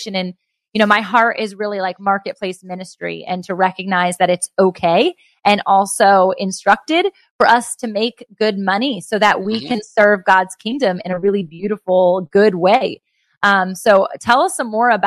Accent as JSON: {"language": "English", "region": "Virginia", "country": "United States", "said": "my home state in Virginia."}